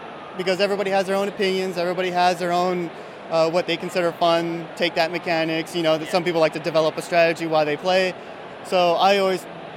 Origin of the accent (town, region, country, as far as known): San Antonio, Texas, United States